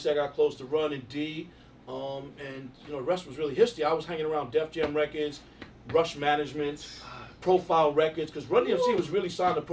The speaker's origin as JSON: {"language": "English", "town": "New York City", "region": "New York", "country": "United States", "tie": "born or raised there", "moved": "as an adult", "lives_now": "Los Angeles, United States", "said": "growing up in Queens, you know, I, I grew up with Run and D and J."}